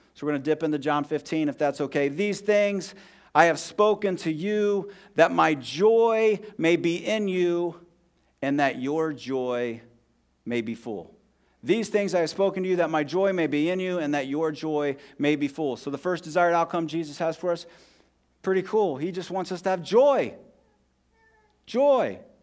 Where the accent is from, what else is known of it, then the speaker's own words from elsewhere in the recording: Columbus, Ohio, United States; moved away as an adult; also born or lived in Scranton, Pennsylvania; now in Bloomington, United States; I grew up in Southwest Columbus, Ohio